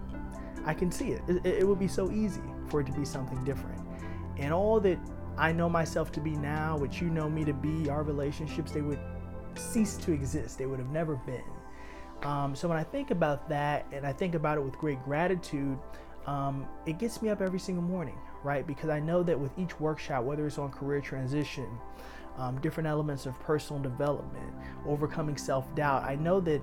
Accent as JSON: {"language": "English", "town": "New York City", "region": "New York", "country": "United States", "tie": "born or raised there", "said": "Growing up in Harlem"}